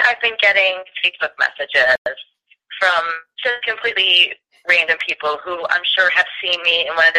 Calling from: Gainesville, Florida, United States; I'm calling from Gainesville, Florida.

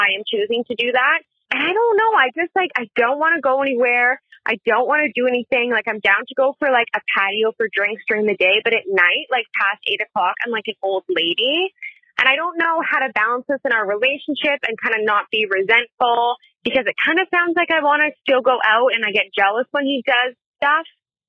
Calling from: Canada; I am calling from Canada

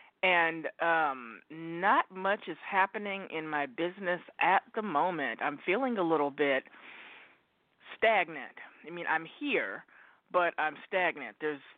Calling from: Oregon, United States; calling from Oregon.

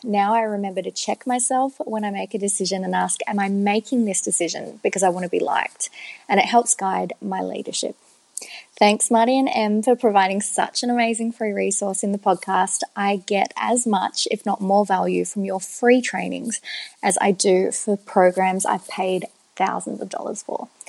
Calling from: Melbourne, Victoria, Australia; from Melbourne and I work in marketing

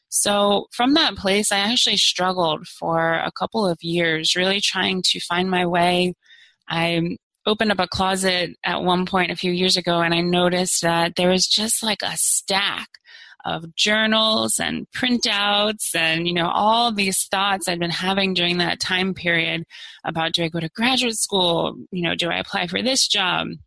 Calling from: Arlington, Virginia, United States; I'm calling in from Arlington, Virginia, which is in the DC metro area.

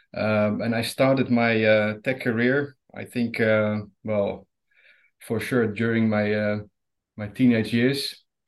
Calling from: Rotterdam, South Holland, Netherlands; I'm calling from uh, Holland, Rotterdam to be precise.

